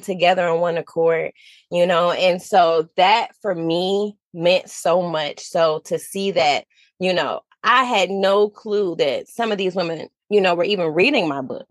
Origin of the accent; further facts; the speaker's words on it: Detroit, Michigan, United States; moved away as an adult; now in South Carolina, United States; I'm from Detroit, Michigan. My family and I moved to South Carolina in 2019.